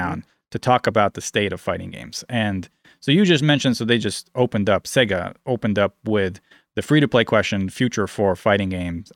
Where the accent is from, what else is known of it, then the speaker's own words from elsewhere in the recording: United States; I'm American